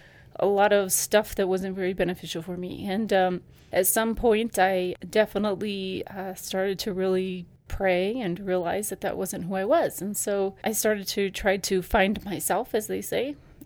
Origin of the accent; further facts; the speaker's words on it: Ecuador; moved away; Yes, I grew up in Ecuador.